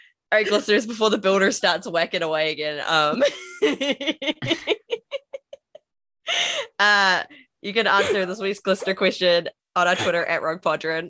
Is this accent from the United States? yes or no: no; New Zealand; I'm a Kiwi